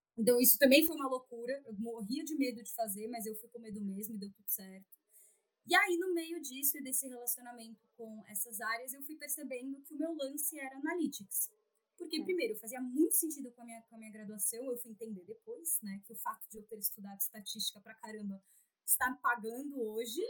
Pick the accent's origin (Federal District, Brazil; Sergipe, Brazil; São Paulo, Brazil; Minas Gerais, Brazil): São Paulo, Brazil; sou de São Paulo, São Paulo capital.